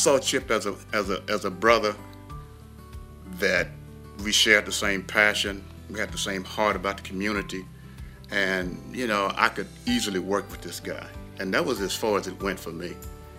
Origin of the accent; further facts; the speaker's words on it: Houston, Texas, United States; born and raised in Houston, Texas, in a little city called Studiwood, the northern part of Houston